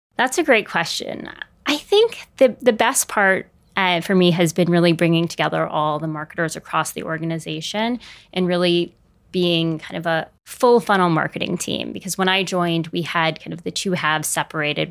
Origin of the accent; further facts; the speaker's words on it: San Francisco, California, United States; moved away; I grew up in San Francisco, so I went home